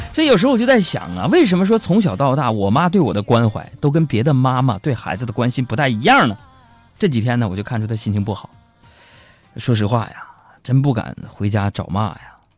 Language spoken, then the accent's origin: Chinese; Changchun, Jilin, China; 我出生在三间的土坯房里边儿，然后呢，我记得小学那会儿呢，我们家就搬到了这个郊区 郊区啊，那个屯儿叫一个叫董家屯的地方，啊，在现在的吉林省长春市这个靖月潭的一个山坳里边儿